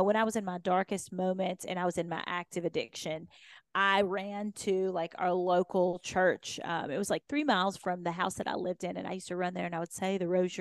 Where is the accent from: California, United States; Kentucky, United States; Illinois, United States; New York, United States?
Kentucky, United States; I'd been this grown up on this farm in Kentucky